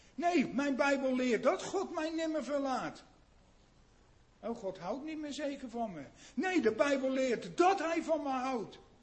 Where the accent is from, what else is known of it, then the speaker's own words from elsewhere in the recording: Netherlands; moved away as an adult; wij Nederlanders